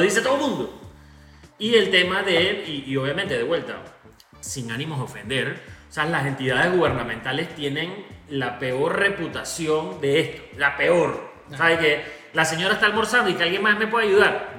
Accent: Panama; nosotros los panameños

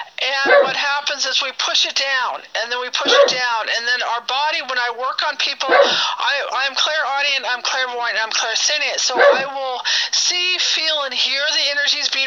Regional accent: Bay Area, California, United States; moved away as an adult; now in Reno, United States; I'm from the Bay Area, but now I'm in Reno, Nevada

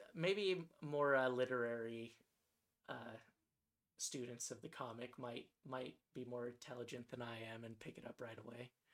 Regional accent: Santa Clarita, California, United States; moved away; the town that I grew up in was called Santa Clarita

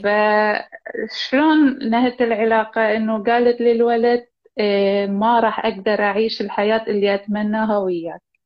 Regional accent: Iraq; أني من العراق.

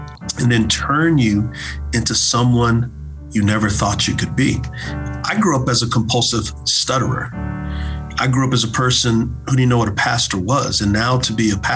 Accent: Texas, United States; growing up in Texas, I knew that football was my way out

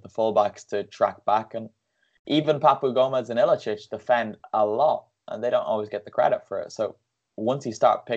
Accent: Bray, Leinster, Ireland; because I'm from Bray, so my local team, Bray Wanderers. I grew up going to those games

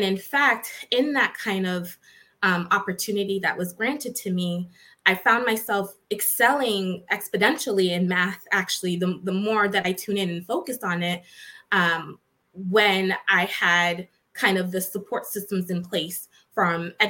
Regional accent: Boston, Massachusetts, United States; I was born and raised in Boston, Massachusetts

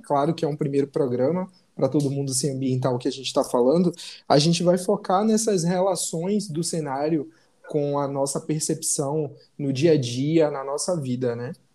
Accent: Salvador, Bahia, Brazil; moved away as an adult; now in Rio de Janeiro, Brazil; Eu sou baiano, de Salvador, mas hoje eu moro no Rio

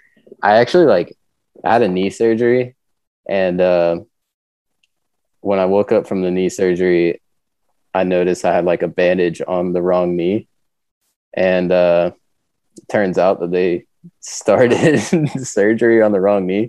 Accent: northeast of Atlanta, Georgia, United States; moved away as an adult; also born or lived in Mountain View, California; now in California, United States; I grew up in Georgia, like a little bit northeast of Atlanta

